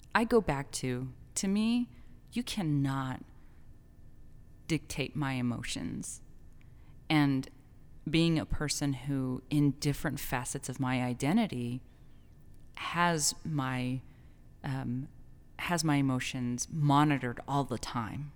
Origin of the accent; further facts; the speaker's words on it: El Paso, Texas, United States; my hometown